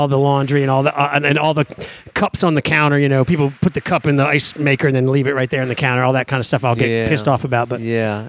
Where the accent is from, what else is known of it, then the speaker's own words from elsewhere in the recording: Washington, District of Columbia, United States; moved away as an adult; now in New Orleans, United States; I grew up in Washington, D.C.